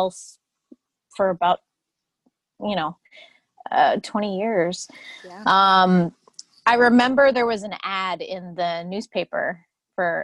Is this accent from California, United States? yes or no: no; Longwood, Florida, United States; I was born and raised in Florida, over in Longwood, over on the other side of the tracks